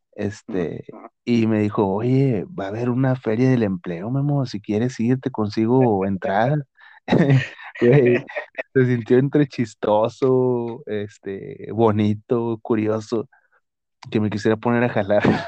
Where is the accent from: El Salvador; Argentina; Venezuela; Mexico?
Mexico; northern Mexico; yo siendo acá del norte